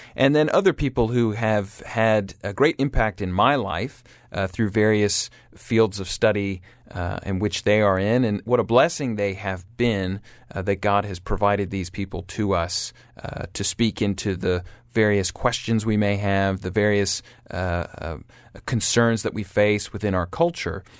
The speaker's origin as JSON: {"language": "English", "town": "Atlanta", "region": "Georgia", "country": "United States", "tie": "born or raised there", "also_born_or_lived": "Auburn University", "said": "I was born and raised in Atlanta, Georgia, uh, the only of my siblings to be born in the United States."}